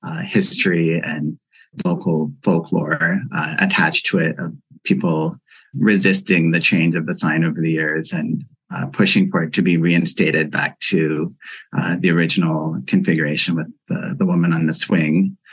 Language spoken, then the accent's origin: English; Amherstburg, Ontario, Canada; now in Toronto, Canada; I'm not originally from Toronto, even though I've lived here for over 10 years. I'm from a small town outside of Windsor, Ontario, in Amherstburg.